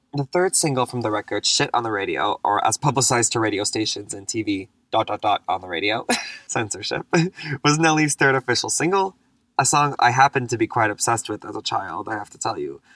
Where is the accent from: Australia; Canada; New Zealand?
Canada; Montreal, Quebec; now in Toronto, Canada; I live in Toronto grew up in Montreal on the East Coast